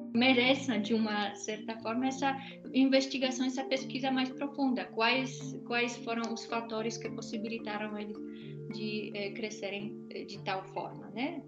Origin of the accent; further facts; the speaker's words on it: Poland; moved away as an adult; eu saí da Polônia em 2003, quando a Polônia ainda não fazia parte da União Europeia